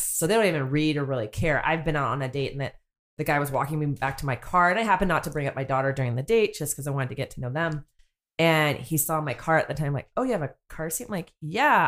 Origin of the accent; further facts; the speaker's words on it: North Bay, California, United States; moved away as an adult; now in South Bay, United States; I grew up in the North Bay, and I've been living down here in the South Bay for quite some time now